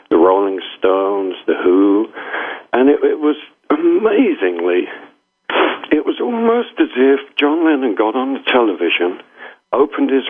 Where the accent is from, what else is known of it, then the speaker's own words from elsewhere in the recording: London, United Kingdom; growing up in the when I was born, um, well, kind of my first memories, you know, um, we we lived in central London, uh, which was sort